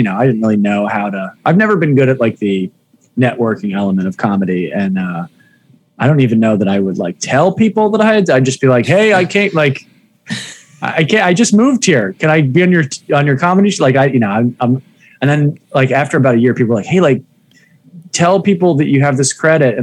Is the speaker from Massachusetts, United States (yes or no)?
yes; Massachusetts, United States; also born or lived in Washington, D.C.; now in Brooklyn, United States; I grew up in Massachusetts